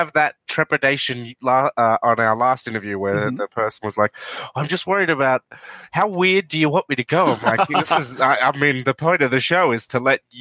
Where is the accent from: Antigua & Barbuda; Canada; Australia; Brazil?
Australia; Australian voices